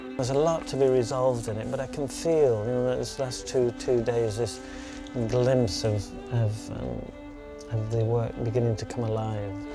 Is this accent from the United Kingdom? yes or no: yes; Yorkshire and the Humber, United Kingdom; Yorkshire is where I was brought up